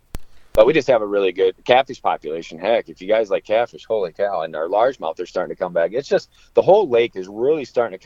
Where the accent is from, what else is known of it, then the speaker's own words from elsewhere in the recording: Iowa, United States; also born or lived in Blue Earth, Minnesota; I'm from Iowa